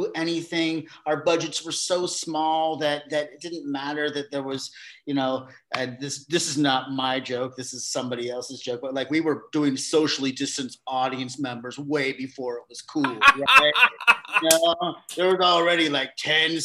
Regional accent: Vallejo, California, United States; I grew up in Vallejo

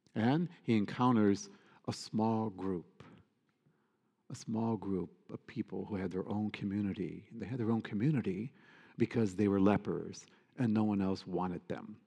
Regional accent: United States; us as American Catholics

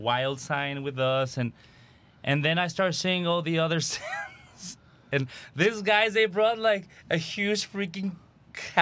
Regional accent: Mexico; now in Texas, United States; I'm from Mexico originally

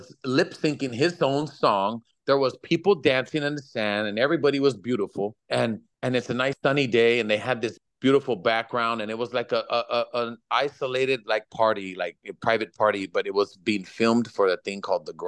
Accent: Los Angeles, California, United States; I grew up in Echo Park when it was Echo Park back in the 80s

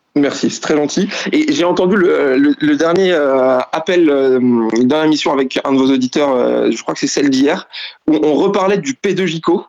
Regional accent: Val-d'Oise, next to Sarcelles, Île-de-France, France; j'ai grandi donc dans le 95, juste à côté de Sarcelles

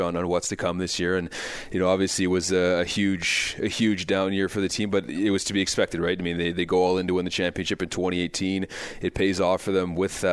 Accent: Whitehorse, Yukon, Canada; moved away as an adult; also born or lived in Belleville, Ontario / North Battleford, Saskatchewan / Powell River, British Columbia / Penticton, British Columbia; now in Swift Current, Canada; I was born and raised in Whitehorse, Yukon

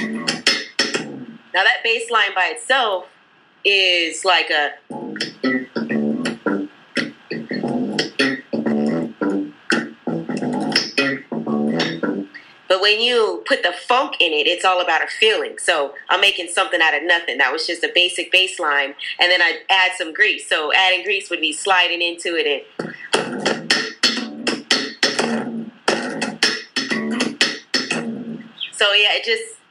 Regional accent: Phoenix, Arizona, United States; moved away as an adult; also born or lived in New York; now in Los Angeles, United States; I, of course, was born and raised in Phoenix, Arizona

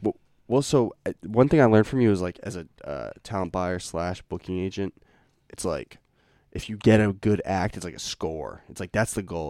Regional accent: Lincoln, Massachusetts, United States; we grew up in Lincoln, Mass

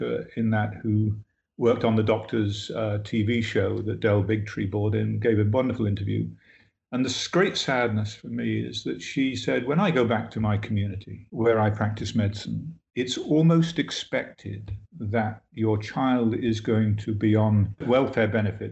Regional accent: Bath, South West England, United Kingdom; now in United States; I don't come from America originally. I come from England.

